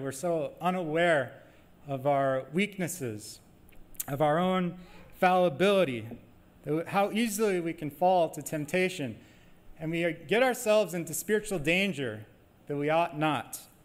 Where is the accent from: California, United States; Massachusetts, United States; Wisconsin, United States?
Wisconsin, United States; moved away; I'm from Wisconsin, but I guess I've been away too long.